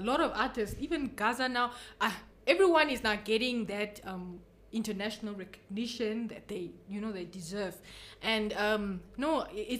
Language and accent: English; Karibib, Erongo, Namibia; also born or lived in Usakos; I had such an amazing childhood in Karibab.